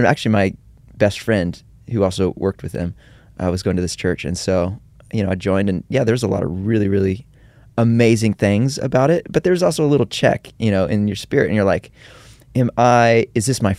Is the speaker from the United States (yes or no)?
yes; Kansas City, Missouri, United States; moved away as an adult; now in Nashville, United States; I grew up in Kansas City, Missouri